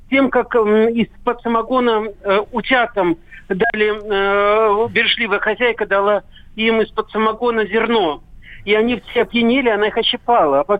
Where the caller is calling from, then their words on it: Moscow, Russia; Здравствуйте, из Москвы.